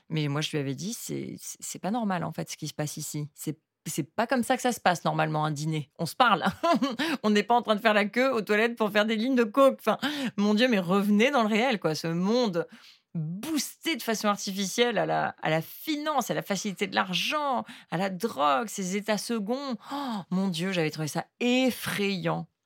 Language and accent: French; Hong Kong; Mais, j'ai grandi à Hong Kong dans le milieu de la finance qui, en fait, qui était complètement déconnecté du réel.